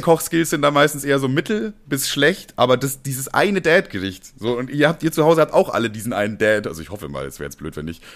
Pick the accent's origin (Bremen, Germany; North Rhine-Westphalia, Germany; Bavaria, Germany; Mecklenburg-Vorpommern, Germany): Bavaria, Germany; als Bayer